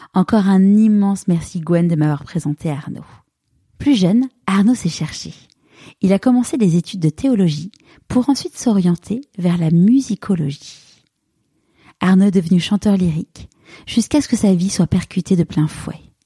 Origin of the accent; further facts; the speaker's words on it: Paris, Île-de-France, France; moved away as an adult; now in Marseille, France; je suis une vraie Parisienne. J'ai grandi à Paris.